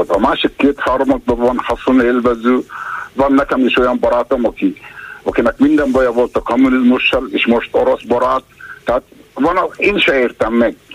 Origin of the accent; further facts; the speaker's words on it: Hungary; ha én születtem magyarnak, azt nem lehet megszavazni, hogy nem vagyok magyar, vagy magyar vagyok.